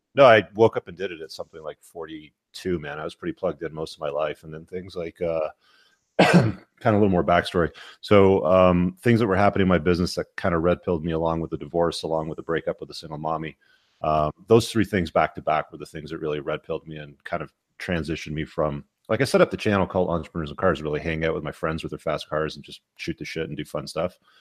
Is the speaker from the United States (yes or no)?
no; England, United Kingdom; moved away; I was born in England